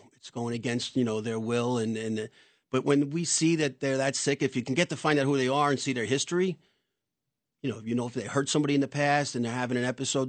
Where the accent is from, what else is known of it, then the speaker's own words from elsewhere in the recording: New York City, New York, United States; I grew up in Yorkville